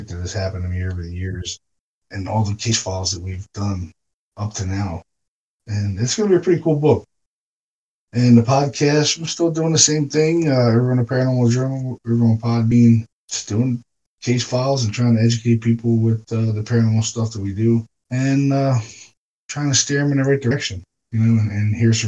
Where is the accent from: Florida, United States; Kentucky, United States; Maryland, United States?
Maryland, United States; Baltimore; We're both from Baltimore